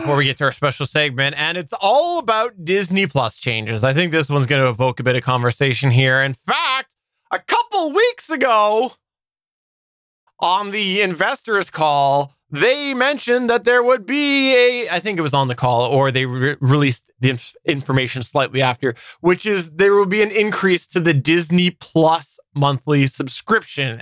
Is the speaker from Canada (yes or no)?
yes; Canada; as a Canadian